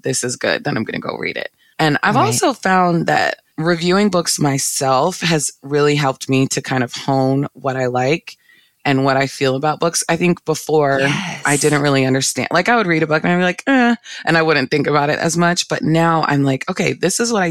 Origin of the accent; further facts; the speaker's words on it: Northern Virginia, United States; moved away as an adult; now in Orlando, United States; I'm from Northern Virginia area